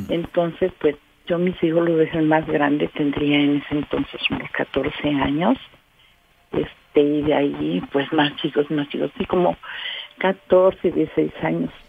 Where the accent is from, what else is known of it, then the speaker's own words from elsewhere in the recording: Orizaba, Veracruz, Mexico; De Orizaba.